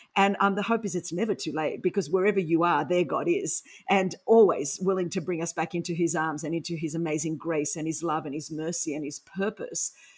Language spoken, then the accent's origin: English; Sydney, New South Wales, Australia; accent: Aussie; first language Greek; English is a second language; I grew up in Sydney, Australia